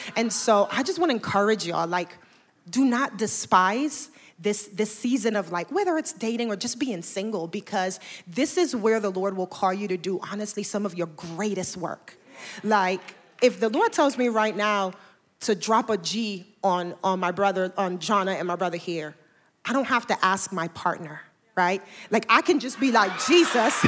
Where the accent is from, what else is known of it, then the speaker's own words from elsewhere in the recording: Panama; also born or lived in New York; now in Atlanta, United States; I am originally from Panama, and I, uh, moved here from New York about fifteen years ago